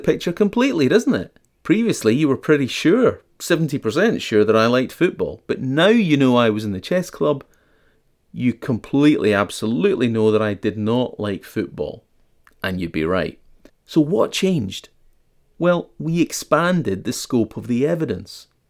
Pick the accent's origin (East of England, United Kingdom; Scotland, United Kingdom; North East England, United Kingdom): Scotland, United Kingdom; I'm Scottish and I attended school during that time period